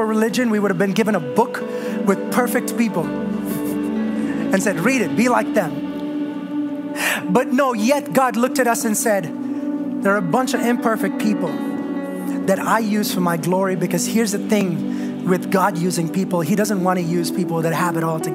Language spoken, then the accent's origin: English; India; moved away; I was born and raised in India